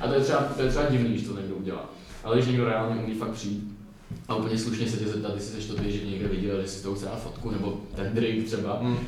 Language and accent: Czech; Czechia; my jako mladí Češi